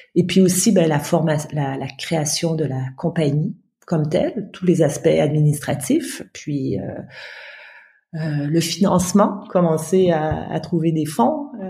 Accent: Ottawa, Ontario, Canada; moved away; also born or lived in Mauritania / France; je suis née au Canada, à Ottawa, la capitale du Canada

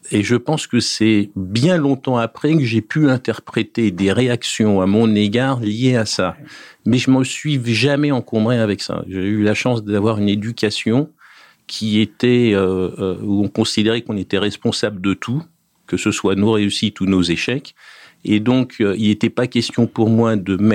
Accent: Juvisy-sur-Orge, Île-de-France, France; born there; Mais moi, j'habitais pas à juvisy sur Je suis né à Juvisy-sur-Orge.

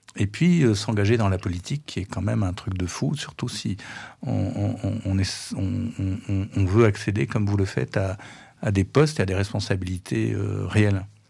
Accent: Paris, Île-de-France, France; en tant que Parisien

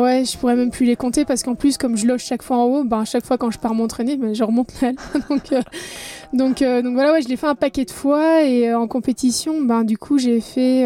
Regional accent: Belgium; je suis belge, j'ai 36 ans

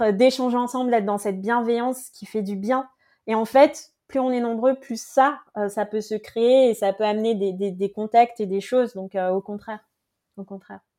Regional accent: Paris, Île-de-France, France; Et elle l'a juste fait parce que elle savait que je venais de Paris.

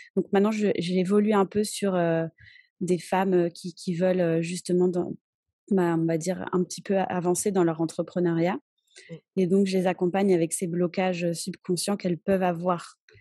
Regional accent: France; moved away as an adult; now in Cholula, Mexico; je suis française et j'habite au Mexique depuis bientôt 14 ans

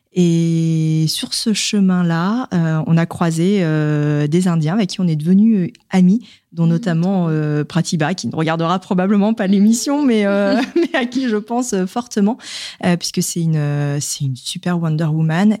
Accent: the South, France; now in Paris, France; je suis originaire du Sud

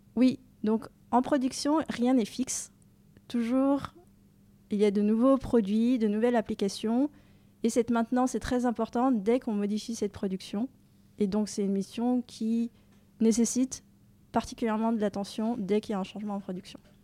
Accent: Dijon, Bourgogne-Franche-Comté, France; moved away as an adult; also born or lived in Rennes; now in Paris, France; J'ai grandi à Dijon, donc en Bourgogne, où j'ai fait mon collège, mon lycée

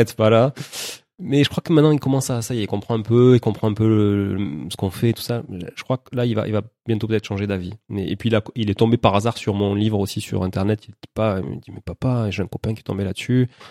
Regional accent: Toulouse, Occitania, France; also born or lived in Montreal; je suis né à Toulouse, ça s'entend peut-être un peu

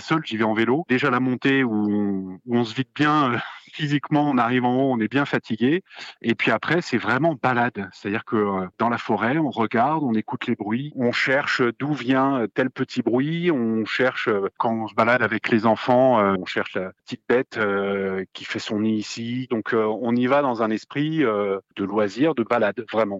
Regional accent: Neuves-Maisons, Grand Est, France; Je suis de Neuve Maison et à 10-15 km de Nancy.

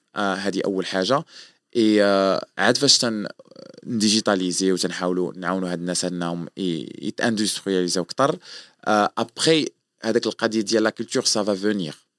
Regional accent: Morocco; moved away as an adult; also born or lived in France / Germany; انا مغربي

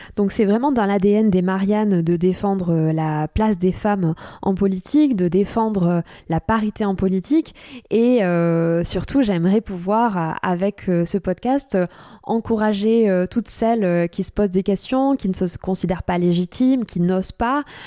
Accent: Cahors, Occitania, France; moved away as an adult; also born or lived in Toulouse / St Andrews, Scotland / Paris; now in Bordeaux, France; je ne suis pas parisienne. À la base, je viens de Cahors dans le Lot.

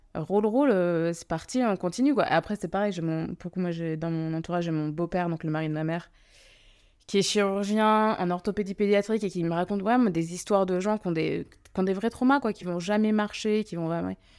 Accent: France; je suis d'origine, je suis française, mais je suis d'origine euh, indienne

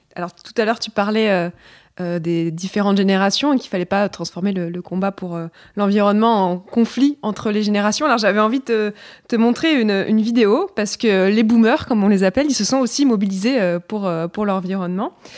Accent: Brittany, France; je suis bretonne

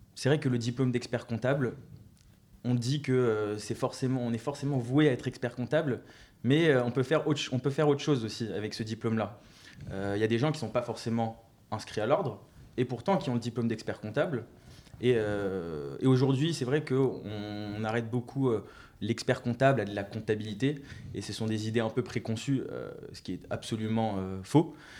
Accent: Neuilly-sur-Seine, Île-de-France, France; je viens de Neuilly-sur-Seine

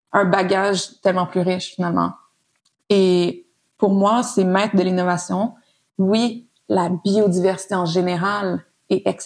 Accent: Montreal, Quebec, Canada; euh, je suis née à Montréal, j'ai 30 ans, euh, je suis née et j'ai grandi aussi à Montréal

